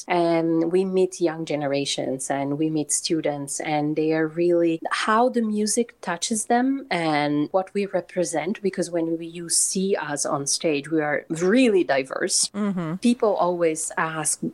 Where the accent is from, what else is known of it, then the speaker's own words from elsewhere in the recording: Turin, Piedmont, Italy; moved away as an adult; in Torino, in my hometown in Italy